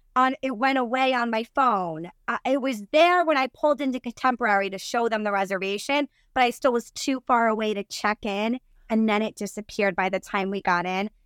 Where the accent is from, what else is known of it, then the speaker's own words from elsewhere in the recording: New Jersey, United States; I'm from New Jersey and our Italian food's amazing